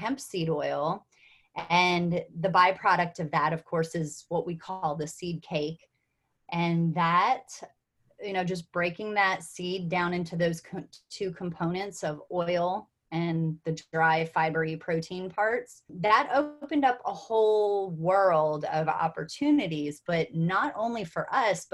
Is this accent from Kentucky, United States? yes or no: yes; Kentucky, United States; I'm from Kentucky.